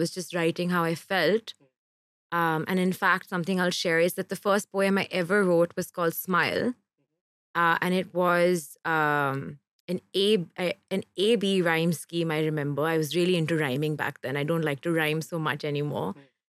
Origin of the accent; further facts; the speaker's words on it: Kerala, India; born there; I actually wasn't. I was born in Kerala.